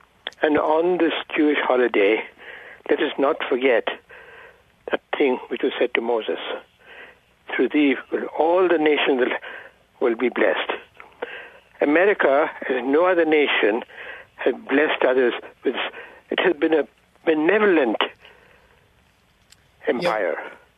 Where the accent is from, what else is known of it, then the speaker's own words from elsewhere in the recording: India; I'm from India.